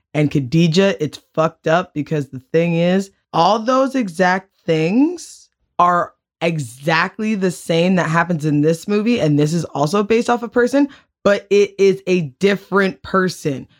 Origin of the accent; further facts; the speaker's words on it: Canada; we're from Canada